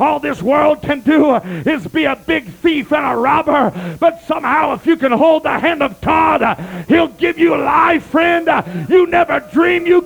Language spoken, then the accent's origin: English; United States; I am a very proud American.